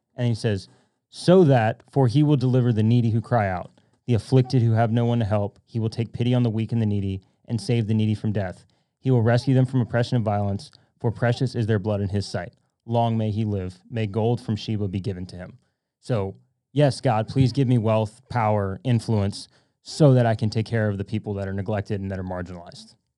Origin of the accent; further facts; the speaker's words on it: Louisiana, United States; now in Dallas, United States; I'm from Louisiana.